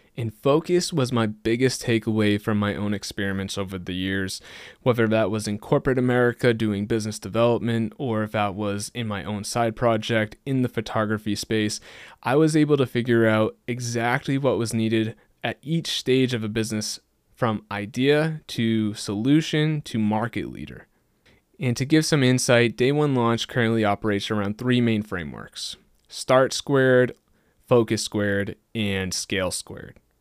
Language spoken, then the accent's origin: English; just outside of Boston, Massachusetts, United States; I grew up just outside of Boston in a pretty small, low-key town, and I've stayed here almost my entire life